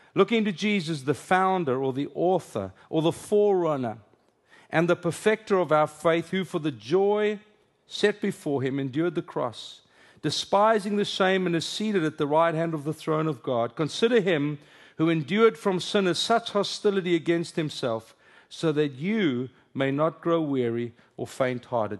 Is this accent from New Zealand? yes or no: no; South Africa; first language Afrikaans; English is a second language; moved away as an adult; now in United States; English is my second language. Afrikaans is my first. It's my home language